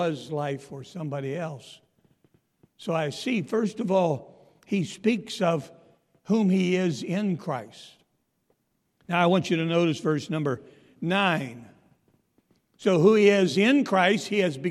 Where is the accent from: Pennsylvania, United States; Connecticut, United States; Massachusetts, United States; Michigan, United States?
Pennsylvania, United States; moved away; I'm from Pennsylvania